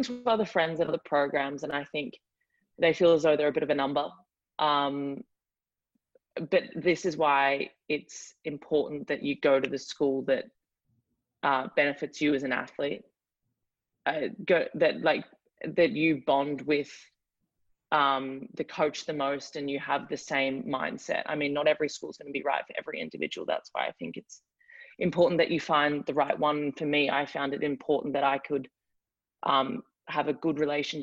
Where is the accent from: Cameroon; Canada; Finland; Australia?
Australia; accent: Australian; moved away as an adult; now in Miami, United States; are you Australian